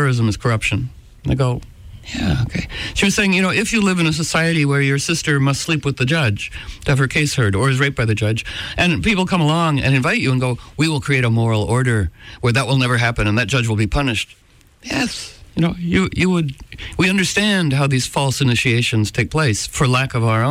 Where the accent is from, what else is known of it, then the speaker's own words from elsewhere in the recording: Washington, District of Columbia, United States; I was born in Washington into a political family